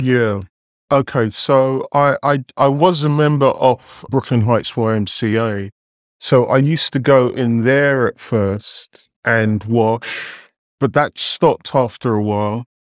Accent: London, United Kingdom; moved away as an adult; now in New York City, United States; grew up in England, was educated in London

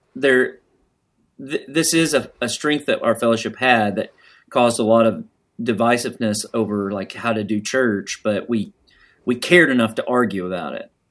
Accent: the South, United States; I grew up here

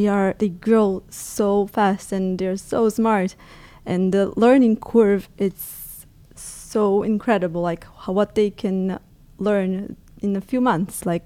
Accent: Brazil; now in Naples, Italy; Yes, I'm from Brazil.

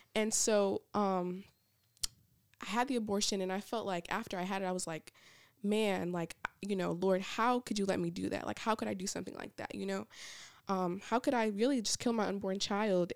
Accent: Niagara Falls, New York, United States; also born or lived in Georgia; now in Alabama, United States; I am originally from Niagara Falls, New York, so I grew up right on the top, on the border of Canada, um, and then we moved to Georgia, and then I came here to go to school

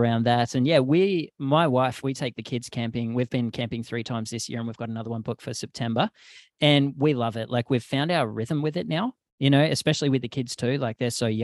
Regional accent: Australia; moved away as an adult; growing up in Australia

